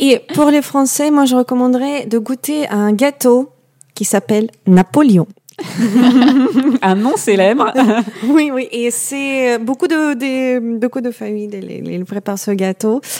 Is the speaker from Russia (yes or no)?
yes; Russian Lapland, Murmansk Oblast, Russia; French is a second language; moved away; je viens du nord de Russie, de nord-ouest. C'est la zone arctique, donc c'est l'endroit au-dessus de la cercle polaire, c'est la Laponie russe